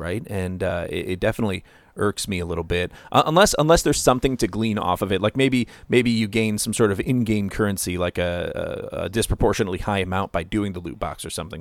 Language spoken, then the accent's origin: English; Ohio, United States; moved away; I come from Ohio